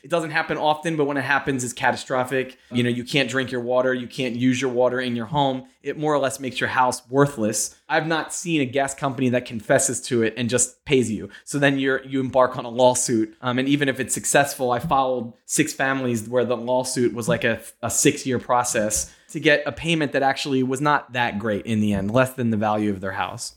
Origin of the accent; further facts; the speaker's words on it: Pennsylvania, United States; moved away; I'm from Pennsylvania